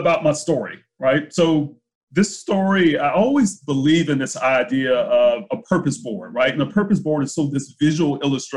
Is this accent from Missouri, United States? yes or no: no; Brunswick, Georgia, United States; moved away; also born or lived in Jacksonville, Florida; I was born in Jacksonville, Florida, moved to a small town in Southeast Georgia called Brunswick, Georgia